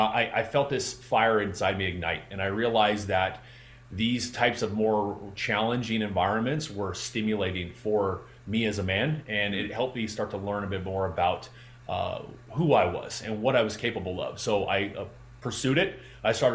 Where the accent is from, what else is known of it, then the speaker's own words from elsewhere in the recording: Southern California, United States; I got fortunate enough to be able to be trained by the California Angels pitching staff because I'm from Southern California.